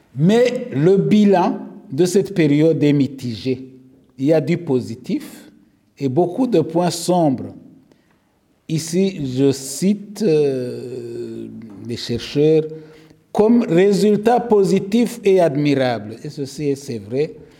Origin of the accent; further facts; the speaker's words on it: Rwanda; je suis rwandais